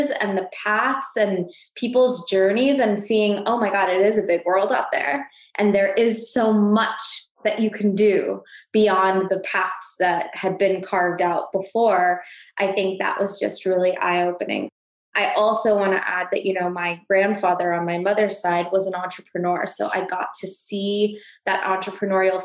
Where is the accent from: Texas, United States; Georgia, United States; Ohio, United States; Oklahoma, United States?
Texas, United States; Houston; also born or lived in India / Massachusetts / Chicago; Spent most of my childhood in Houston, Texas, but as you said, I was born in India, we moved to Massachusetts, then Chicago, so, you know, kind of popped around a little bit, ended up in Houston, and most of my formative years were there.